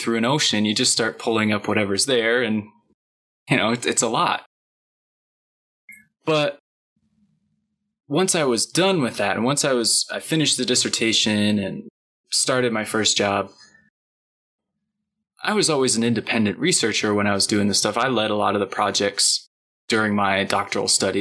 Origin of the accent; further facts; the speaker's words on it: Michigan, United States; growing up in Michigan in the Midwest